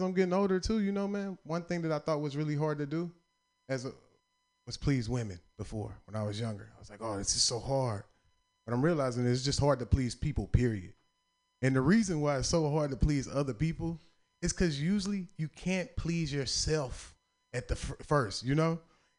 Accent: the South, United States; And I'm from the South, so I'm feeling like a country boy.

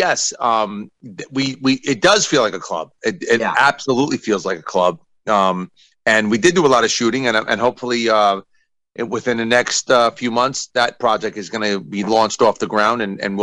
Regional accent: New York, United States; I'm from New York

